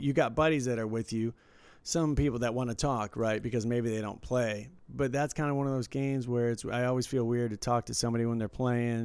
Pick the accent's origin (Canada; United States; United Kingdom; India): United States; Detroit, Michigan; when I was growing up in Detroit